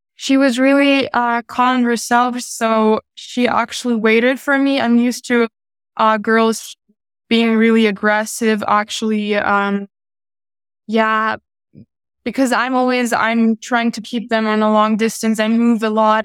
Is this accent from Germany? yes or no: yes; Munich, Bavaria, Germany; I was born in Munich and I live in Munich.